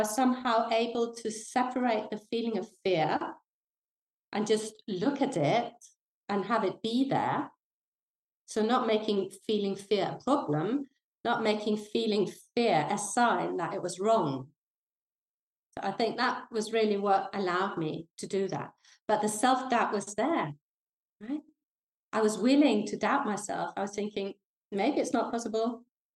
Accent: Denmark; English is a second language; moved away as an adult; also born or lived in London, United Kingdom / south of France; now in France; I was born in Denmark. And I got the crazy idea when I was very young that I wanted to play the harp. And there's not a lot of harp playing going on in the north of Denmark

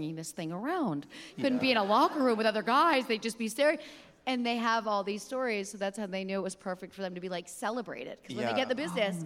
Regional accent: Easton, Pennsylvania, United States; moved away as an adult; also born or lived in Reading, Pennsylvania; I grew up in Easton, Pennsylvania

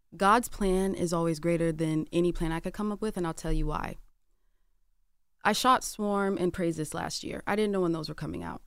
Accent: Atlanta, Georgia, United States; I'm from Atlanta

